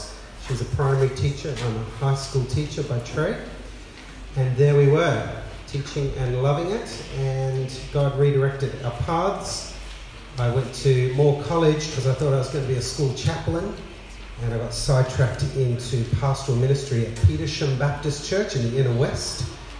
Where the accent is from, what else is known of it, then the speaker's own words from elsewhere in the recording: Bangladesh; also born or lived in Adelaide, Australia / South India / Sydney, Australia; I was born in Adelaide, raised in Bangladesh as a missionary kid, went to boarding school in South India, settled back in Sydney